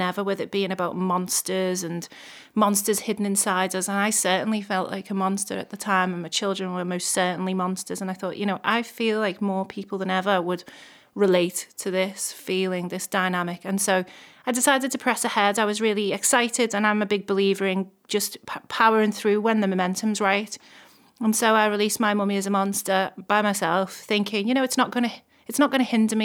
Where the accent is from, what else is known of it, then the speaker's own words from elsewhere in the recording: Liverpool, North West England, United Kingdom; I come originally from Toxteth in Liverpool. Actually, the Dingle, to be more specific